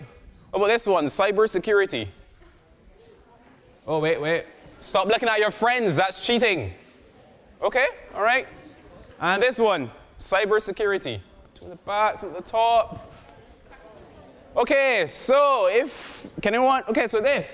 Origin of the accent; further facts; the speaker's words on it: Barbados; I am from Barbados